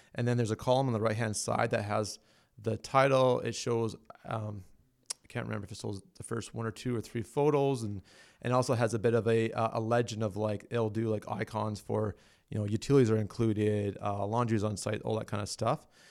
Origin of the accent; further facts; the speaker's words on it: Alberta, Canada; I'm from Alberta